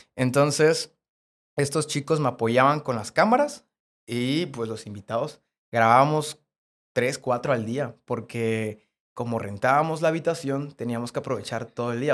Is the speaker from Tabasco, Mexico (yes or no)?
yes; Cárdenas, Tabasco, Mexico; moved away as an adult; now in Puebla, Mexico; yo grababa en Cárdenas, porque yo soy de Cárdenas